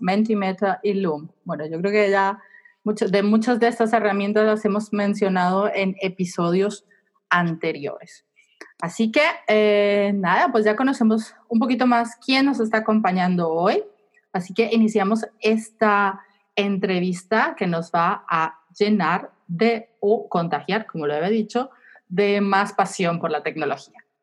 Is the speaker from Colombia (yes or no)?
yes; Colombia; Yo soy de Colombia